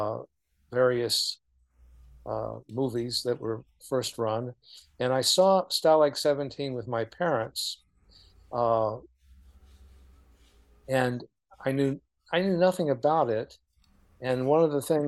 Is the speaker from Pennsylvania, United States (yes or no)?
no; Oklahoma City, Oklahoma, United States; I grew up in Oklahoma City